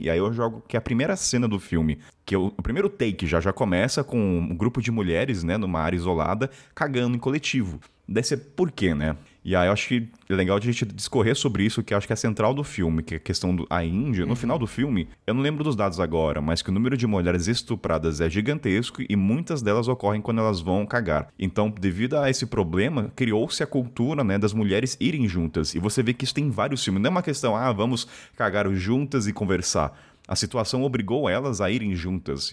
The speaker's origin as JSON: {"language": "Portuguese", "town": "Taubaté", "region": "São Paulo", "country": "Brazil", "said": "eu sou de Taubaté, né? Estado de São Paulo"}